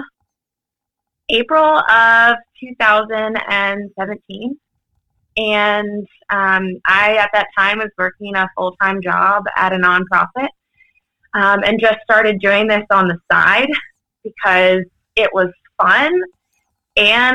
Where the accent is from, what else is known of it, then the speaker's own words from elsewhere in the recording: Orange County, Virginia, United States; moved away as an adult; now in Rockville, United States; I'm originally from Orange County, Virginia, over near like the Charlottesville area.